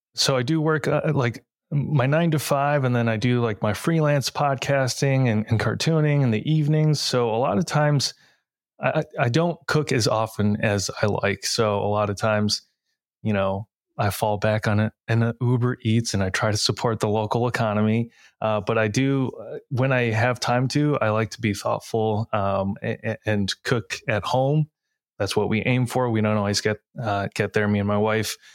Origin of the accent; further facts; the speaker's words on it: Novi, Michigan, United States; now in Detroit, United States; I grew up in a city called Novi, which has a really large Asian American population